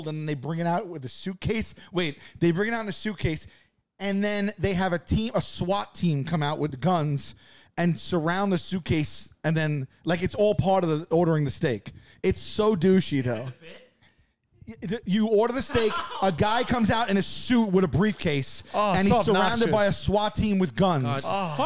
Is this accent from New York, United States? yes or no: yes; New York City, New York, United States; I lived with my grandparents when I was growing up in Staten Island and not a great neighborhood